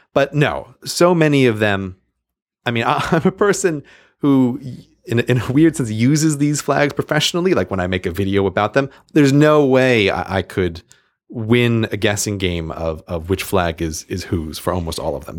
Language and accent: English; New York, United States; New York, my home state